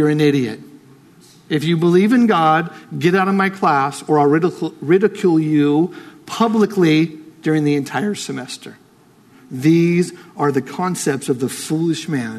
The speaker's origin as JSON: {"language": "English", "country": "United States", "said": "I'm American"}